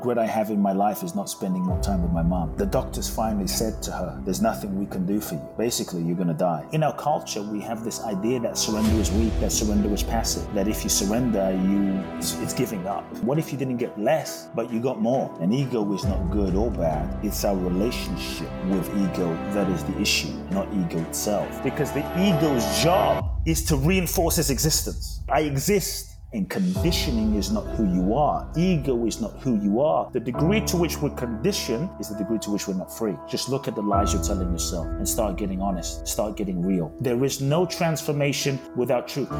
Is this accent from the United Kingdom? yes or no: yes; London, United Kingdom; moved away as an adult; also born or lived in Ghana; now in United States; I grew up in London, live in the US now since 18